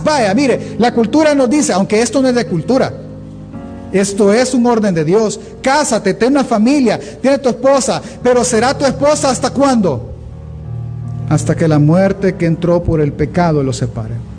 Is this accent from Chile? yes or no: no; El Salvador